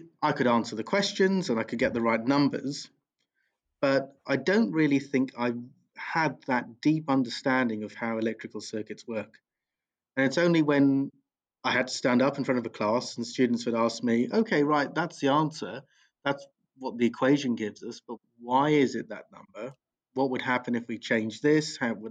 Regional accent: Bromley, London, United Kingdom; I grew up locally. I grew up in Bromley

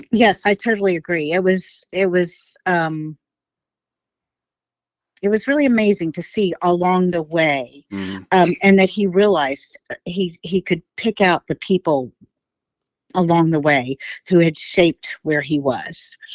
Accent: Florida, United States; also born or lived in West Virginia / Savannah; Um, well, I lived all over. I was born in Florida.

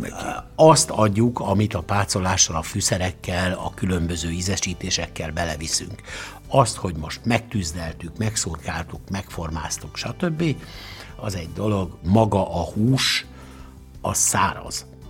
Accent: Szeged, Csongrád-Csanád, Hungary; mert szegedi vagyok

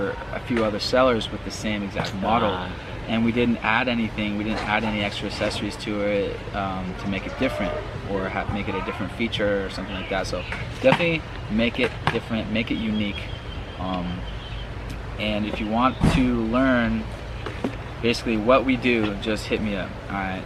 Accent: United States; moved away as an adult; now in Thailand; I'm still an American

